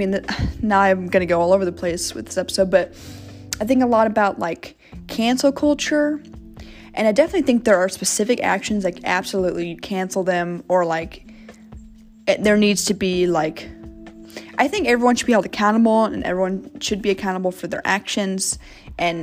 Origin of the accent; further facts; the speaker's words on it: Kansas City, United States; also born or lived in St. Louis, Missouri; second grade, I moved from St. Louis to Kansas City